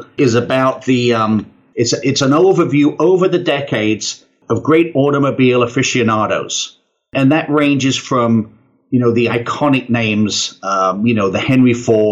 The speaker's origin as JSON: {"language": "English", "country": "United Kingdom", "said": "I'm British."}